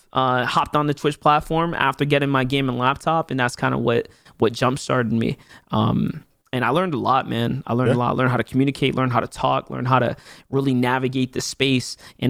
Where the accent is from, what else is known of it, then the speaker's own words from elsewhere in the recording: New York City, New York, United States; I'm from the Bronx. I'm a Bronx native. New York City native, born and raised in pretty much Hunts Point, Soundview, you know, Parkchester, Six Line kind of area.